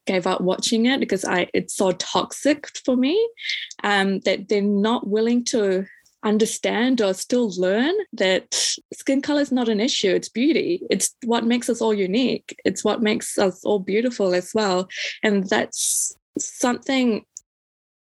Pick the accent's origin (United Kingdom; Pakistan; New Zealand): New Zealand; I grew up in New Zealand